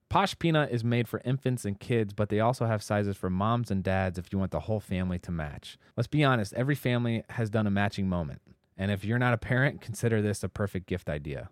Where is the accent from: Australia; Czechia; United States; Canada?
United States; Indianapolis, Indiana; I grew up in Indianapolis